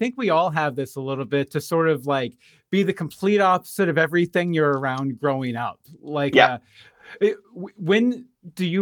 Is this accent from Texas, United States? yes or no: yes; Texas, United States; moved away; I'm from the Texas of America originally